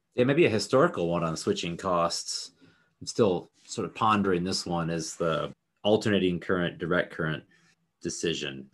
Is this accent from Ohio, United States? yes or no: no; Northwest Indiana, United States; right there in Northwest Indiana is where I grew up.